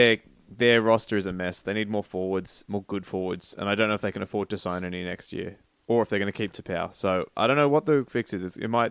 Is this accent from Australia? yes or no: yes; Australia; It was a bit surreal to see my hometown and my footy club on the draft board.